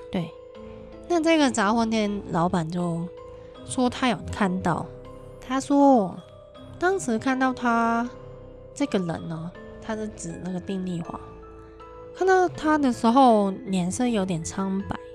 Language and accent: Chinese; Hong Kong; 我们香港人都是那个年代出生